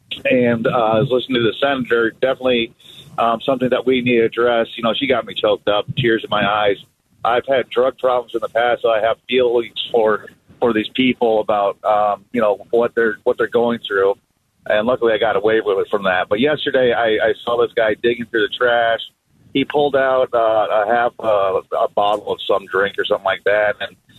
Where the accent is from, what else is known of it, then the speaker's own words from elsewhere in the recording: Iowa, United States; now in Gilbert, United States; I actually just moved to Gilbert about a year ago, so I haven't seen a whole lot of this, but I came from Iowa.